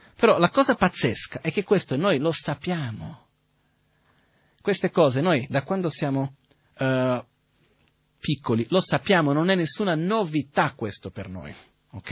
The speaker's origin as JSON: {"language": "Italian", "country": "India", "tie": "born or raised there", "moved": "yes", "said": "Io son cresciuto in India"}